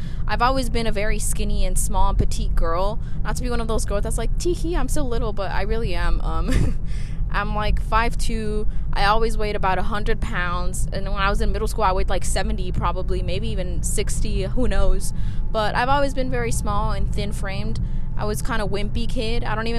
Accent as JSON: {"language": "English", "country": "Mexico", "accent": "Mexican", "said": "Sorry, my Mexican accent came out."}